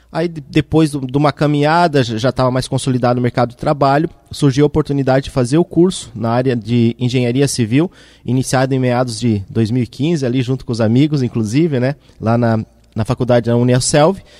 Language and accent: Portuguese; Mafra, Santa Catarina, Brazil; now in Blumenau, Brazil; eu sou natural da cidade de Mafra, no norte de Santa Catarina. É, ainda bem jovem, a gente mudou aqui para Blumenau no ano de 2000 e 2002